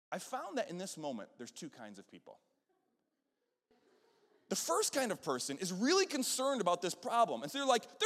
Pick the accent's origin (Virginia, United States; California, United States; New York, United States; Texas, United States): New York, United States; Western; moved away; I'm up from Western New York, and so the Buffalo Bills were our football team up there